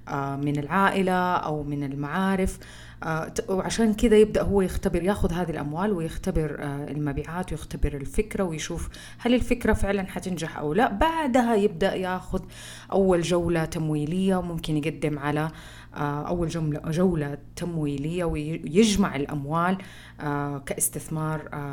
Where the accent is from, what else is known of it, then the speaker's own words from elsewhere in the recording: Saudi Arabia; احنا كسعوديين